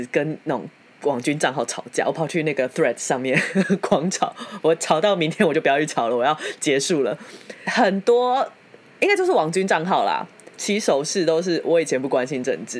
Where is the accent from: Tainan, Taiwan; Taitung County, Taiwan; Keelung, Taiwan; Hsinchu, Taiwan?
Tainan, Taiwan; now in Taipei, Taiwan; 妈的，我以前我特别把户籍从台南迁上来台北，